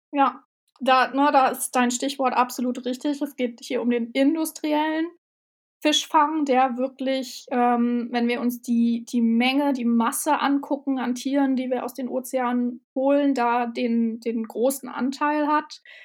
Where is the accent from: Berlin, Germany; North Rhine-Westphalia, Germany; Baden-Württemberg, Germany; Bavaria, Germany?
Berlin, Germany; also born or lived in Hamburg; now in Bremen, Germany; Also ich bin in Berlin geboren und groß geworden und habe in Hamburg gelebt, jetzt lebe ich in Bremen.